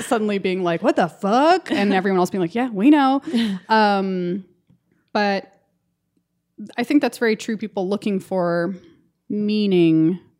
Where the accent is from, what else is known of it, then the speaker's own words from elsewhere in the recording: Los Angeles, California, United States; accent: valley girl; also born or lived in Kentucky / Chicago; I grew up in the valley, so I'm like a valley girl